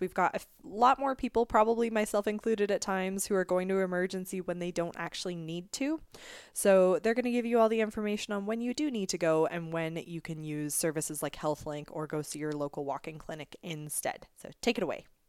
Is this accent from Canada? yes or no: yes; Canada; also born or lived in Scotland; in Canada since the age of two. So I consider myself very, as Canadian as I could be besides being born here.